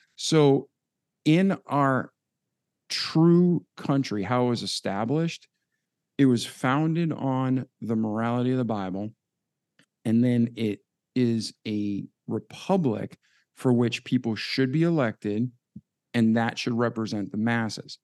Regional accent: outside of Boston, Massachusetts, United States; moved away; growing up outside of Boston

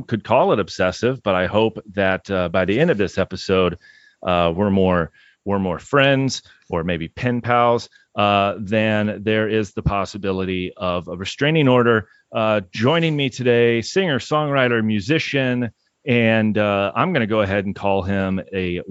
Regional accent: Indiana, United States; now in Minnesota, United States; I'm from Indiana. I've only been in Minnesota now for 15, 16 years

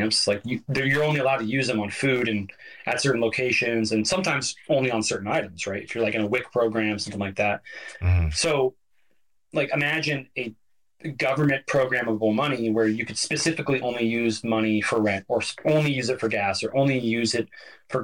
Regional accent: Oregon, United States; my home state of Oregon

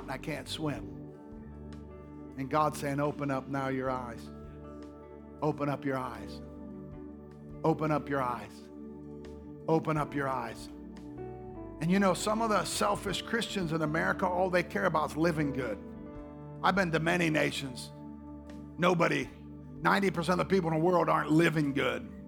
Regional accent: Oklahoma, United States; moved away; I come from Oklahoma

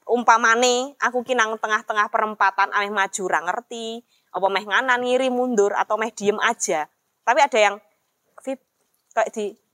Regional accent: Java, Indonesia; Secara aku orang Jawa.

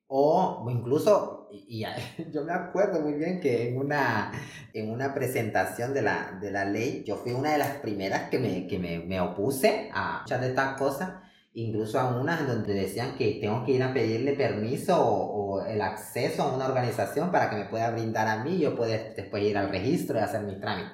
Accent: Honduras; las mujeres trans en Honduras

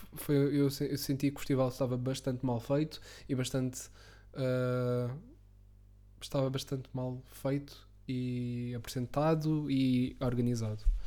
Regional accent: Lisbon, Portugal; eu como Lisboeta

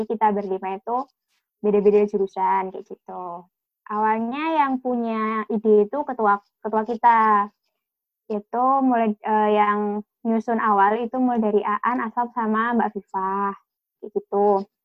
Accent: Pacitan, East Java, Indonesia; Aku di Pacitan, Jawa Timur.

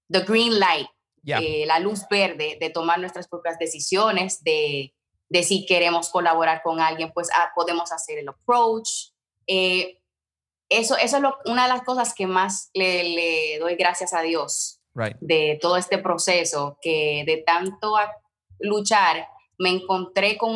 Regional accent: Santiago de los Caballeros, Santiago, Dominican Republic; moved away as an adult; now in United States; Yo soy del Cibao

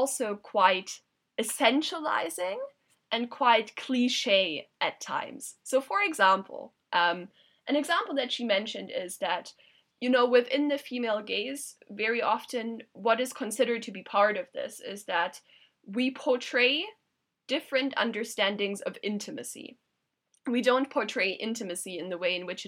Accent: Germany; moved away; I'm originally from Germany

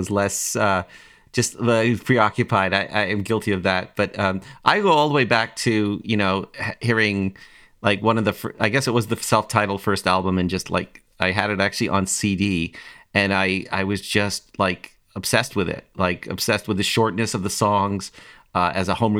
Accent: Toronto, Ontario, Canada; I grew up in Toronto, Canada in the 90s, or 80s and 90s

